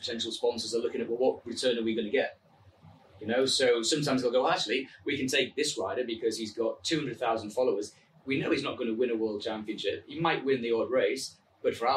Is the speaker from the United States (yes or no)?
no; England, United Kingdom; accent: English; my English accent